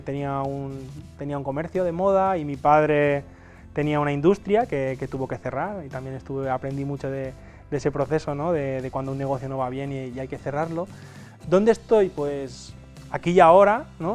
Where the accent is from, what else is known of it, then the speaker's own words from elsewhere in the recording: Castalla, Valencian Community, Spain; vengo de, Castalla, es un pueblecito de 10.000 habitantes, que está situado en el interior de Alicante